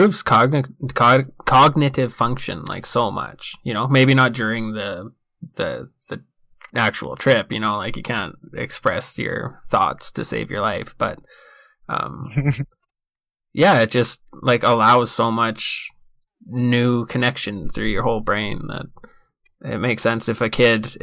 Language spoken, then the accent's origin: English; Saskatoon, Saskatchewan, Canada; born or raised there